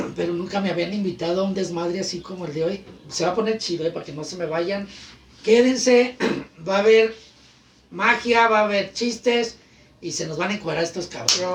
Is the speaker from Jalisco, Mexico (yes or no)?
yes; Guadalajara, Jalisco, Mexico; Allá me crié, soy de Guadalajara, Villa Mariano Escobedo, ahí en San Andrés.